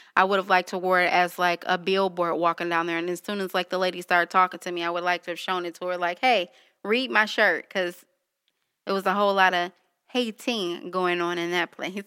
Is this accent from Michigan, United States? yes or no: yes; Detroit, Michigan, United States; I was born and raised in Detroit on the east side